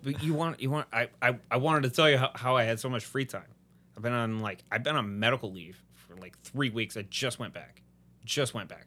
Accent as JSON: {"language": "English", "region": "Midwest", "country": "United States", "moved": "yes", "lives_now": "Houston, United States", "said": "I'm from the Midwest"}